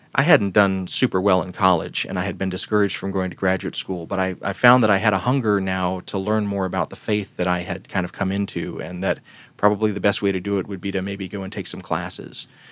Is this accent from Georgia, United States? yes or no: yes; Columbus, Georgia, United States; the town where I was growing up in Columbus, Georgia